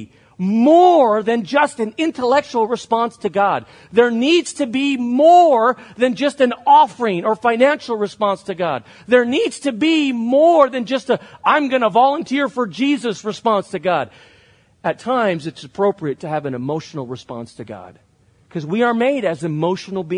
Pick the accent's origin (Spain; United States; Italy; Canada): Spain; moved away; I grew up in Spain where it really isn't that accepted to show emotion in public